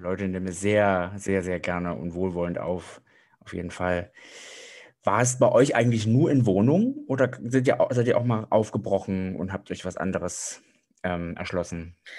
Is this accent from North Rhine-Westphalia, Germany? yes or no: no; Thuringia, Germany; ich stamme zwar aus Thüringen